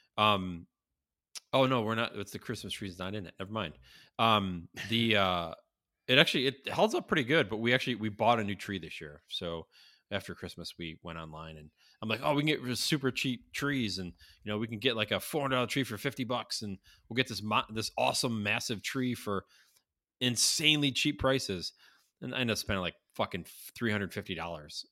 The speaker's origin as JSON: {"language": "English", "town": "Syracuse", "region": "New York", "country": "United States", "tie": "born or raised there", "said": "growing up in Syracuse"}